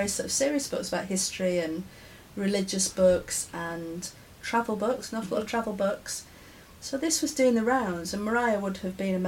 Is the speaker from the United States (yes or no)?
no; Bradford, Yorkshire and the Humber, United Kingdom; I was born and brought up in Bradford, like the Brontë sisters themselves